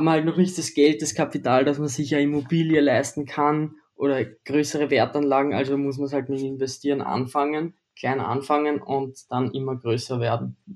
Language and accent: German; Austria; ich bin aus Österreich, ich bin 19 Jahre alt und wohne in der Nähe von Wien.